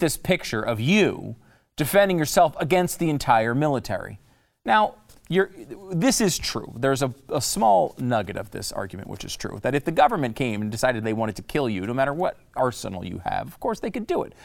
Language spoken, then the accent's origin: English; Connecticut, United States; also born or lived in New York; I was born in New York. I grew up in Connecticut